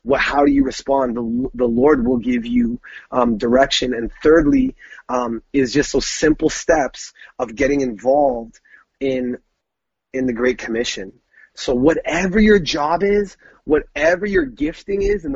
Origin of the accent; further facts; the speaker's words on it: Brantford, Ontario, Canada; growing up in Brantford, right? So that's the Toronto area